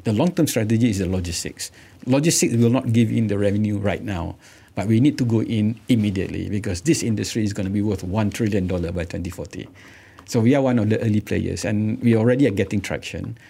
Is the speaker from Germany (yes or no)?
no; Malaysia; being Malaysian, proudly Malaysian